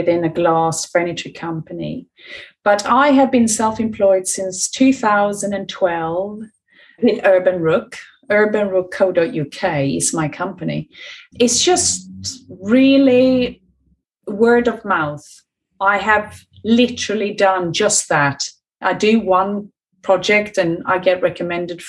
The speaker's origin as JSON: {"language": "English", "country": "Sweden", "moved": "as an adult", "lives_now": "United Kingdom", "said": "I'm from Sweden originally. I came to this country many, many years ago, in 95 actually"}